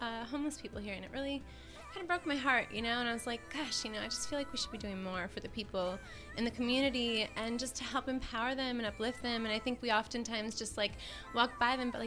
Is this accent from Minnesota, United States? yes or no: yes; Minnesota, United States; moved away; I'm from Minnesota, from the Midwest